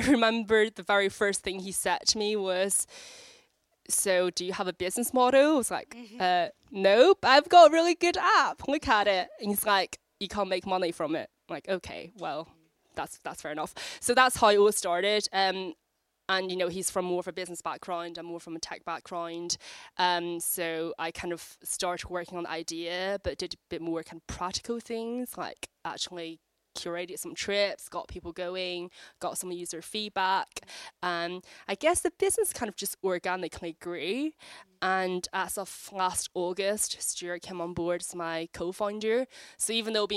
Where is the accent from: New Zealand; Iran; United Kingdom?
United Kingdom; Belfast, Northern Ireland; moved away as an adult; also born or lived in China; now in London, United Kingdom; I was born in China, brought up in Belfast, and I've lived in London for over 8 years.